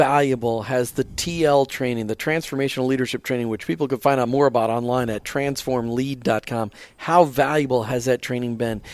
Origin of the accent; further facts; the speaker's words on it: Minnesota, United States; me as a Minnesotan